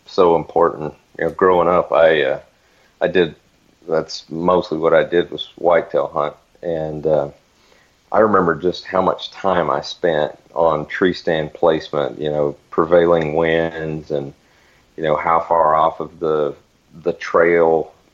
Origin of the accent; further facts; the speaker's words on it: Northwest Florida, United States; moved away; also born or lived in Arizona; I grew up in Northwest Florida.